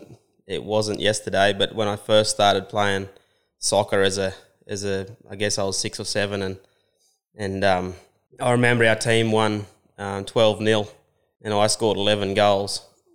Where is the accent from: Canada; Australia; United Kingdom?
Australia; Dungog, New South Wales; also born or lived in Dubbo; Hunter Valley. The first sort of 12 years that I was around was Dungog, and then we moved out west around Dubbo.